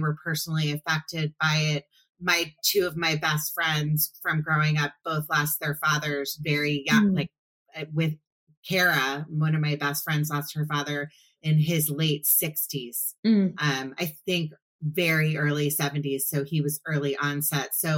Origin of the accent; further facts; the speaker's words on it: Potomac, Maryland, United States; I grew up in Potomac, Maryland, which is outside of DC